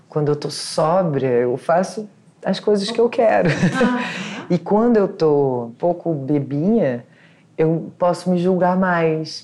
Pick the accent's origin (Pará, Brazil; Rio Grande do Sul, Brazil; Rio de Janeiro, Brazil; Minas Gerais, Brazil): Rio de Janeiro, Brazil; also born or lived in São Paulo; Eu nasci na Tijuca, estudei na Tijuca, meus pais moram na Tijuca, minha avó mora na minha rua